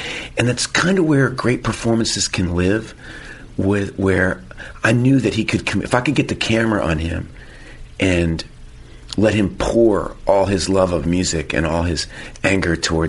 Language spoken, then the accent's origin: English; Texas, United States; as a Texan